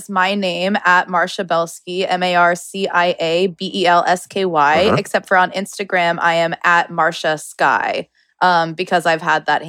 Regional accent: Oklahoma, United States; I just said it like that because I'm from Oklahoma.

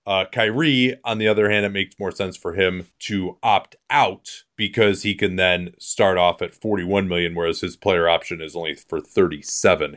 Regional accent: United States; as an American

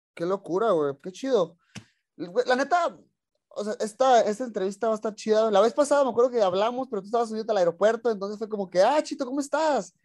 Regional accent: Tijuana, Baja California, Mexico; yo soy también de Tijuana

